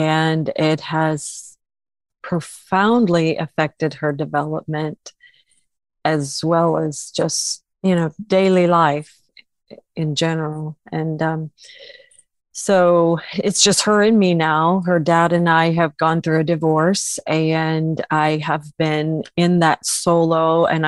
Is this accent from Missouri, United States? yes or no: no; Illinois, United States; moved away as an adult; now in Oklahoma, United States; I'm originally from Illinois, came to Oklahoma to go to ORU. And that was in 1987.